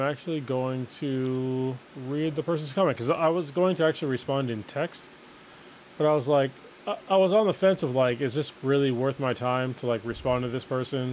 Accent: United States; as an American

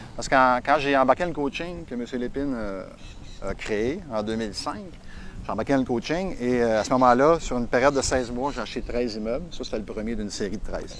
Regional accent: Sorel-Tracy, Quebec, Canada; je suis natif de Sorel

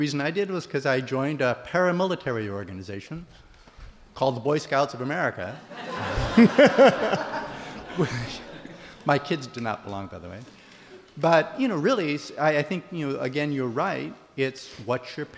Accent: Midwest, United States; moved away; I grew up in the Midwest

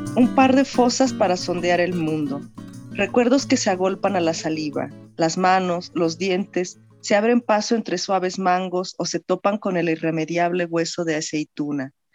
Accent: Mexico City, Mexico; accent: chilango; nací en la Ciudad de México y he vivido aquí prácticamente toda mi vida, ¿no? Entonces, sí tengo eh, el acento más, un poco más chilango quizá

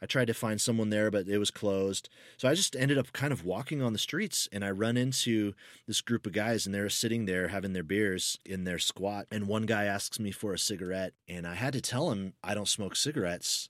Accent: United States; accent: American; I'm American

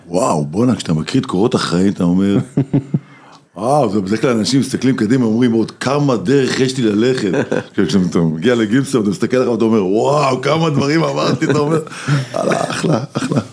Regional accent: Sderot, Southern District, Israel; moved away; נוסע הביתה להורים בשדרות

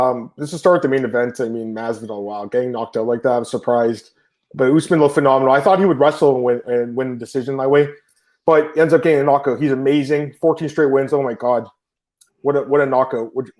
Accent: Canada; I'm Canadian, right?

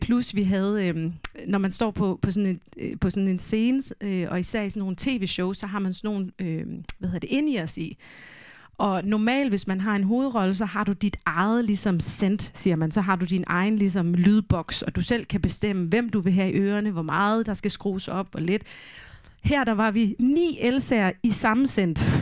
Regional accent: Denmark; first language Danish; jeg er jo vokset op med dansk, det er, jo, det er jo mit modersmål

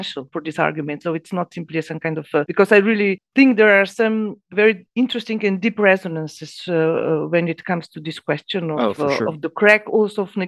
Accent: Ljubljana, Slovenia; I was born in Ljubljana at a certain point in time.

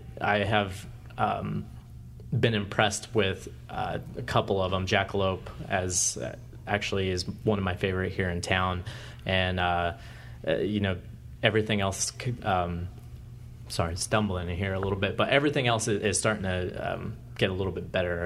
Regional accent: Colorado, United States; also born or lived in Wilmington, North Carolina; now in Nashville, United States; I came here from Wilmington, North Carolina, originally from Colorado, and I've been here since December.

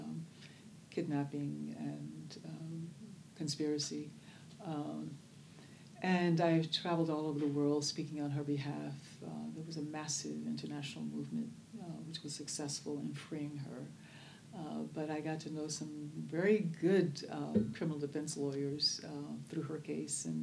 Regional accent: Birmingham, Alabama, United States; now in Oakland, United States; I was born in Birmingham, Alabama, which we there knew as Bombingham, Alabama

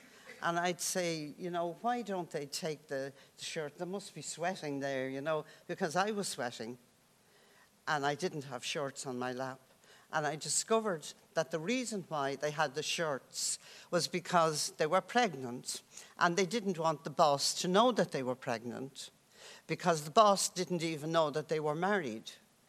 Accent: Dublin, Leinster, Ireland; I grew up in the Dublin tenements, and there were people, families living in one room

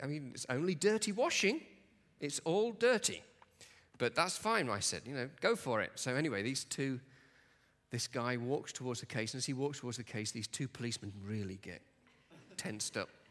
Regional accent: Nottingham, East Midlands, United Kingdom; moved away as an adult; now in Glasgow, United Kingdom; I come from uh, a town, a city in England called Nottingham.

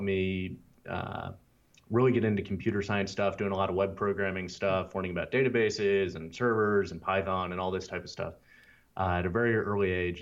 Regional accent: Louisville, Kentucky, United States; accent: southern; moved away; I was from Kentucky

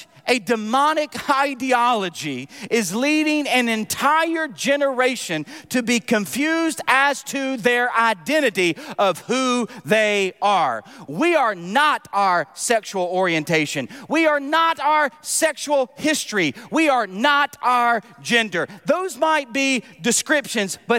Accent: United States; I love living in America. I love being an American citizen.

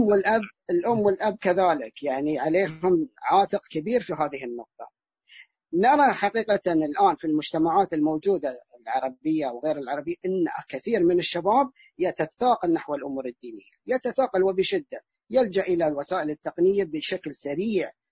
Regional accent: Al-Ahsa, Eastern Province, Saudi Arabia; انا الان من الاحساء من السعوديه

